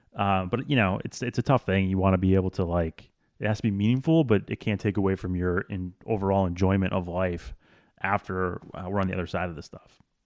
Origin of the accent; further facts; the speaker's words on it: Wisconsin, United States; I grew up in Wisconsin